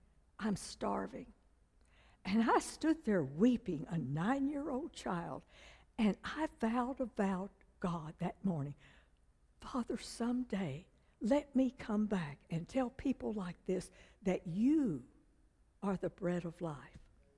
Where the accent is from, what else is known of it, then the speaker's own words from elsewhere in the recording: China; born there; first language Chinese; English is a second language; because I was born in China to missionary parents. When I was 3 years old, I couldn't speak English. I just spoke Chinese.